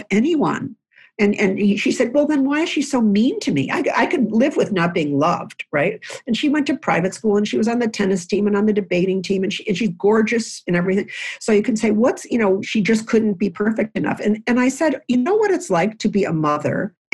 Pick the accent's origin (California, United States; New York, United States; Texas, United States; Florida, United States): New York, United States; Lewiston; I grew up in a house in Lewiston, New York, which is on the Niagara River connecting to Canada. And I grew up in the New York side